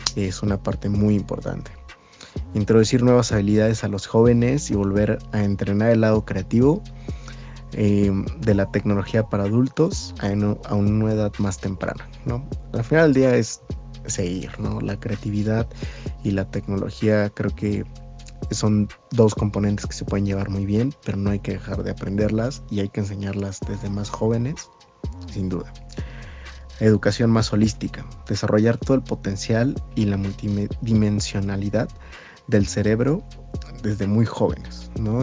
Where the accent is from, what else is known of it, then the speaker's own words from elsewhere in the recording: Mexico; nosotros como mexicanos